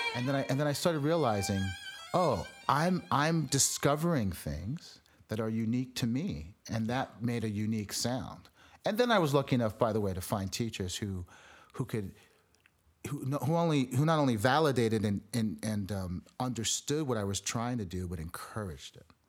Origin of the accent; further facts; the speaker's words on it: South Florida, United States; I grew up in South Florida